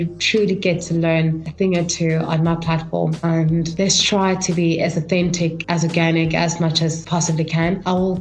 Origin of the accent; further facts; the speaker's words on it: Kimberley, Northern Cape, South Africa; moved away as an adult; also born or lived in Johannesburg; I come from a small town called Kimberley, and I grew up in Kimberley.